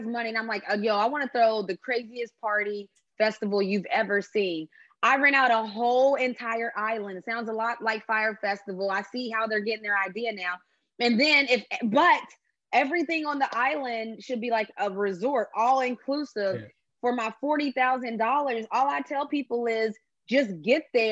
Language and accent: English; West Virginia, United States; we're from West Virginia, so we see mountains.